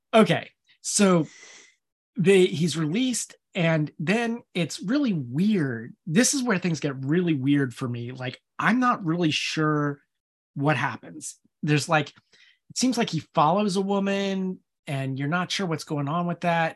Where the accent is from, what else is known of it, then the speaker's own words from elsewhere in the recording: United States; I'm American